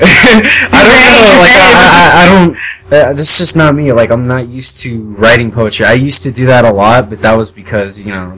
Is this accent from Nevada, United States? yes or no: yes; Las Vegas, Nevada, United States; moved away as an adult; I've ever really been outside of Las Vegas